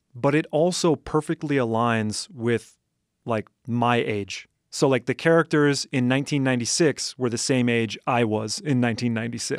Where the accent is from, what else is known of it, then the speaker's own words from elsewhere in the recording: Madison, Wisconsin, United States; I grew up in Madison, Wisconsin